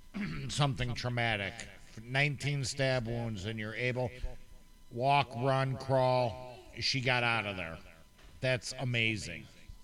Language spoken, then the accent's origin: English; Illinois, United States; now in Wisconsin, United States; No, I'm not from Wisconsin originally. I'm a Flatlander, and I'm proud to say it. Yeah, I know. I'm so glad I moved out of that state. No offense to my friends that still live in Illinois.